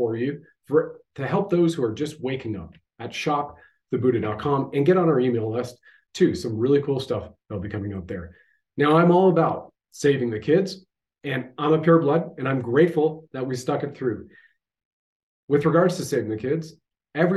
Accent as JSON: {"language": "English", "country": "Canada"}